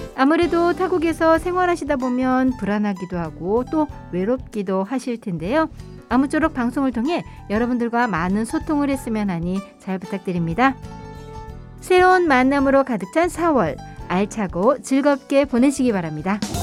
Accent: Incheon, South Korea; moved away as an adult; now in Fukuoka, Japan; 인천 출신이고요.

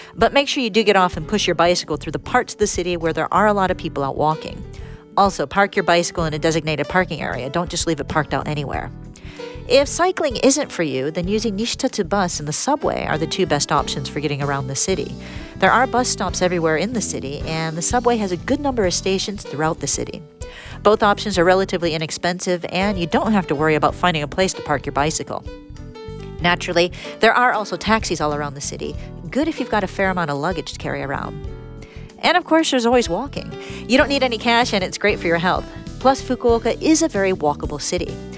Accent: Detroit, Michigan, United States; now in Japan; my hometown, Detroit.

